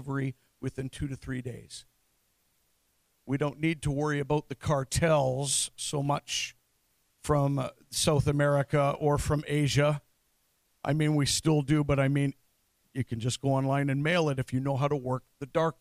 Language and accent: English; London, Ontario, Canada; also born or lived in Norwich, Ontario; my hometown of London, Ontario